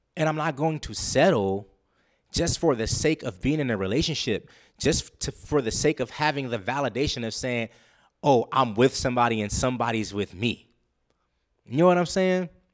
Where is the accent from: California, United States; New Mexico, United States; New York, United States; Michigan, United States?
California, United States; Los Angeles; moved away; I'm from Los Angeles, California